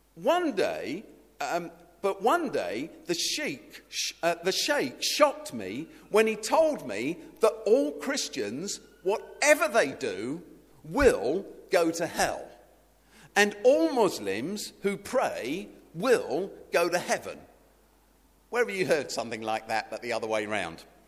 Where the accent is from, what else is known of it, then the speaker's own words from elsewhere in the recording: United Kingdom; somebody who's British